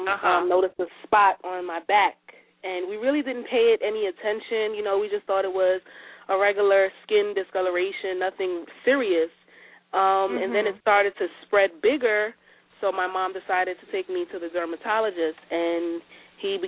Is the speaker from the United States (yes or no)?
yes; New York City, New York, United States; I'm from Brooklyn